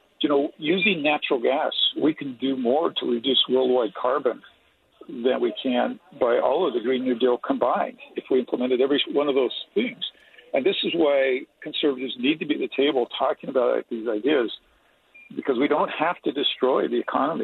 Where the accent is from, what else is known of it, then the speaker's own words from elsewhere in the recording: East Millcreek, Utah, United States; I grew up in East, Mill Creek